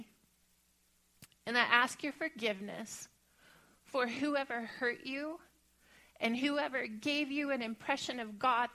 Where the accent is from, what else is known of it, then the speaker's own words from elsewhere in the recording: Bible Belt, the South, United States; growing up in the Bible Belt